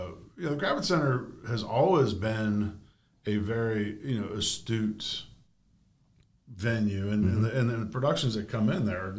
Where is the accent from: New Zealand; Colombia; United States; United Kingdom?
United States; Bangor, Maine; born or raised there; also born or lived in Washington, D.C.; now in Greenacres, United States